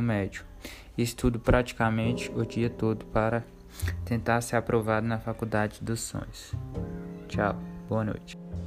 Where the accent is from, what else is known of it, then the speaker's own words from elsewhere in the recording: Japonvar, Minas Gerais, Brazil; Sou da cidade de Japonvar